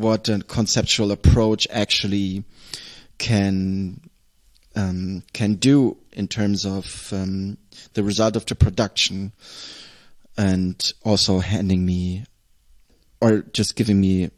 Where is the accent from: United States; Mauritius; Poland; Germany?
Germany; Southern Germany; moved away; also born or lived in Nuremberg / Essen / Berlin; the environment that I grew up with in Southern Germany is heavily consists of nature